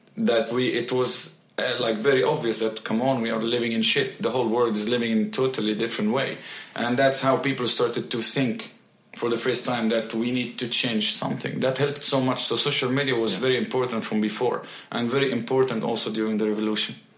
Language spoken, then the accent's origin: English; Mansoura, Dakahlia, Egypt; moved away as an adult; now in Sweden; Born and raised in Egypt. Yes, exactly. Okay. In Mansoura city.